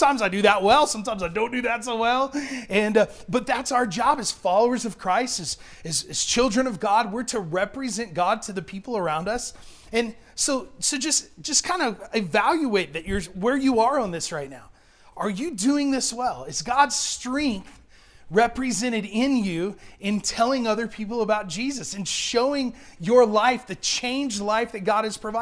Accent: Portales, New Mexico, United States; I grew up in Portales

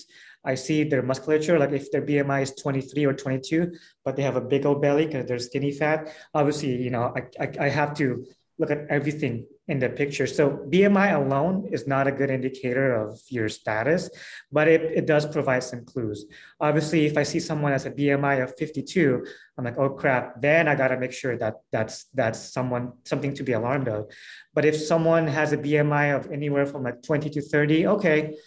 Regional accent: Philippines; moved away; I'm from Philippines

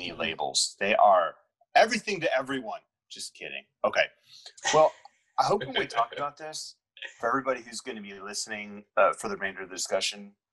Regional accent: South Carolina, United States; I grew up in South Carolina, and it's very much a green place, very beautiful.

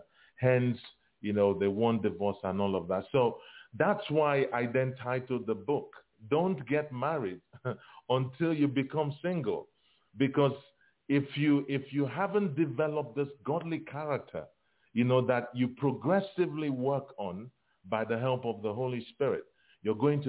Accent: Nigeria; growing up in Africa, in Nigeria, there was a lot of expectation, as a child

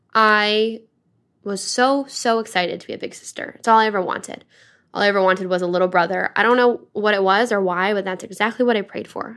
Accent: Dryden, Michigan, United States; moved away; born and grown up in a small town called Dryden

